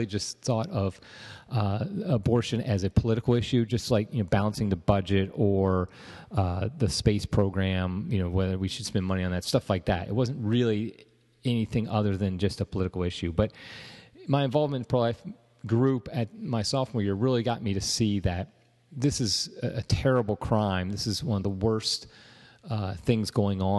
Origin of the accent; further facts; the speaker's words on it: Ohio, United States; I was from Ohio